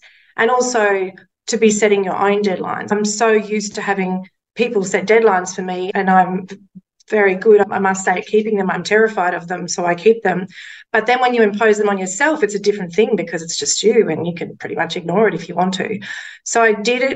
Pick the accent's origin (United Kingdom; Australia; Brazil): Australia; Mackay, Queensland; One of the first newspapers I worked at was in my hometown of Mackay